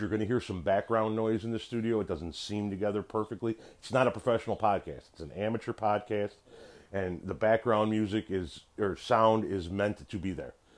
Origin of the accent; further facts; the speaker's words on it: Chicago, Illinois, United States; we're Italians from Chicago